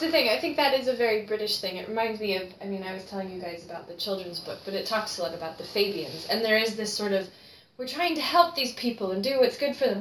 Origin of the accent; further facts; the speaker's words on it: United States; now in United Kingdom; as an American